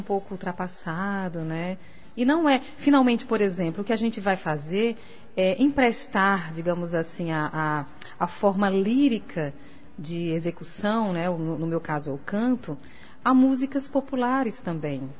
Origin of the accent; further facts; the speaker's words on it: Natal, Rio Grande do Norte, Brazil; moved away as an adult; also born or lived in Paris; quando eu saí de Natal pra Paris, né, foi uma loucura, porque eu nunca tinha morado fora